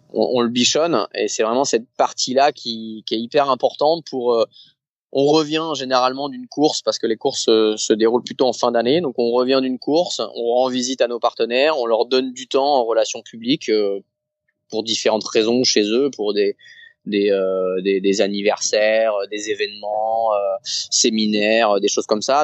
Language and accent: French; Saint-Malo, Brittany, France; moi je suis de Saint-Malo